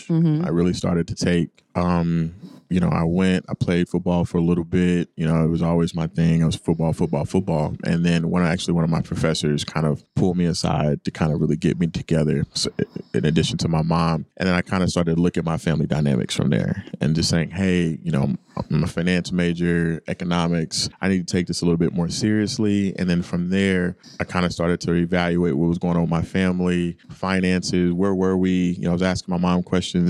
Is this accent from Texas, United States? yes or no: yes; Garland, Texas, United States; Grew up in Dallas in a suburb outside of Dallas called Garland, Texas